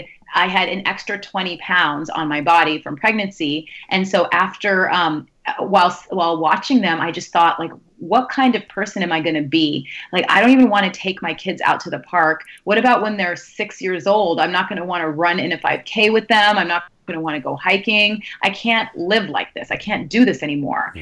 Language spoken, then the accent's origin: English; Sacramento, California, United States; moved away as an adult; also born or lived in New York; now in New Jersey, United States; I'm originally from the Bay Area and from Sacramento in California